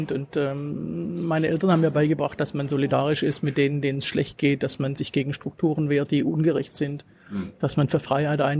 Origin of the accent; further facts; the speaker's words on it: Swabia, Black Forest, Baden-Württemberg, Germany; accent: Swabian; Aus äh, Schwaben, das kann man hören, aus dem Schwarzwald.